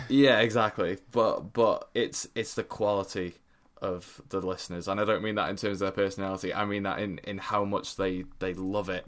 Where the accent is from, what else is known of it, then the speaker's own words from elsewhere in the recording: Stoke-on-Trent, West Midlands, United Kingdom; moved away as an adult; I'm from Stoke